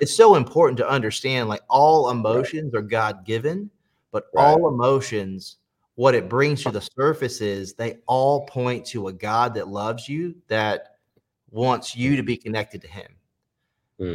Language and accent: English; Pageland, South Carolina, United States; also born or lived in Charlotte, North Carolina; I grew up in uh, Pageland, South Carolina, so a really small town on the state line in South Carolina